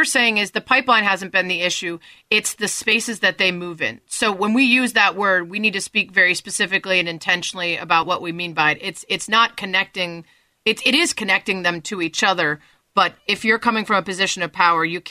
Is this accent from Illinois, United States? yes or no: yes; Chicago, Illinois, United States; I'm from Chicago